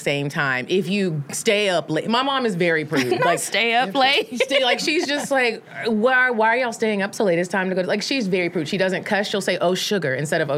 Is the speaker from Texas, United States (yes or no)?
yes; Arlington, Texas, United States; born or raised there; also born or lived in North Carolina